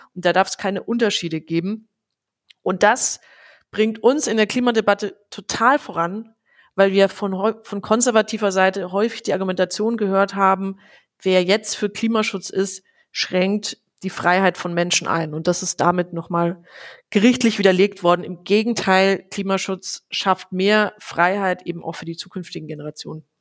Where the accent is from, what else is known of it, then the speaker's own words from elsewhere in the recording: Franconia, Bavaria, Germany; bei uns in Franken